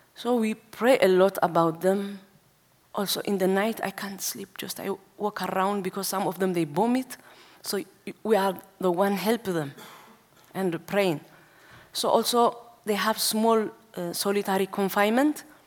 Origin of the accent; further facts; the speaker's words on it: Asmara, Eritrea; now in Denmark; I was born in Asmara, which means capital city of Eritrea. So when I was eight years old, I, stand, I start to attend uh, Orthodox church